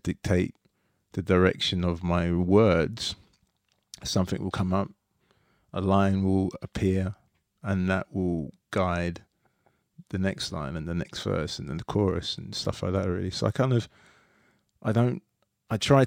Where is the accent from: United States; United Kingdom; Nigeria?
United Kingdom; London; I grew up in Tooting, South London